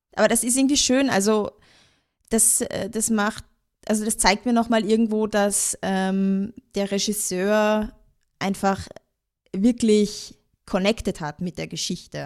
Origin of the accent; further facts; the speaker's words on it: Austria; bei uns in Österreich